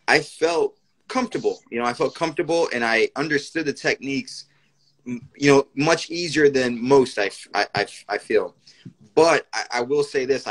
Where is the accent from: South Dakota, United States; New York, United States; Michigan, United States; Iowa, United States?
New York, United States; I'm born and raised in New York. My parents are from Puerto Rico.